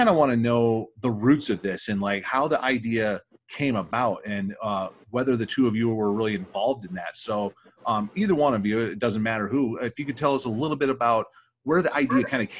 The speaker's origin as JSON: {"language": "English", "region": "Michigan", "country": "United States", "moved": "yes", "lives_now": "Nevada, United States", "said": "I'm originally from Michigan"}